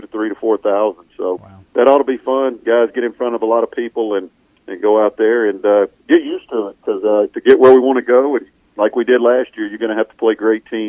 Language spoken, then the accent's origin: English; Mississippi, United States; I kind of went against the grain growing up in Mississippi